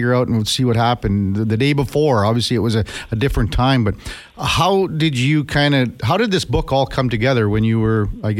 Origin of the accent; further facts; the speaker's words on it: Saskatchewan, Canada; When I was growing up in Saskatchewan a long time ago